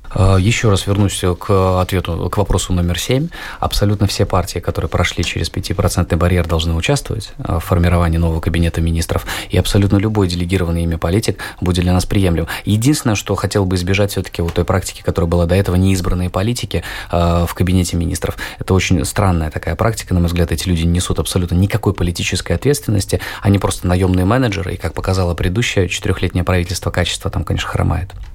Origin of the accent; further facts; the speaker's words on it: Latvia; я родился и живу в Латвии. Я не покидал территорию нашей любимой необъятной страны